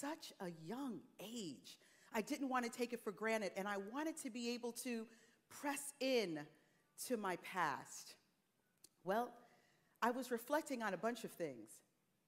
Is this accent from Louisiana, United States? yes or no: no; Teaneck, New Jersey, United States; Teaneck, New Jersey, my hometown